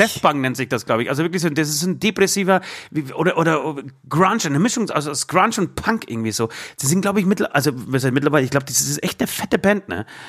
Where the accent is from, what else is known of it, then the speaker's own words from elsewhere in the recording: Poland; now in Germany; in Polen, in dem Nachbarland, auch 2020, in meinem Geburtsland